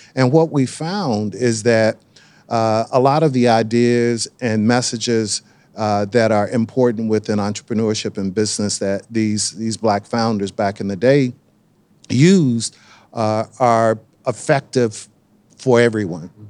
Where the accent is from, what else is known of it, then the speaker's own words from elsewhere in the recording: Durham, North Carolina, United States; being born and raised in Durham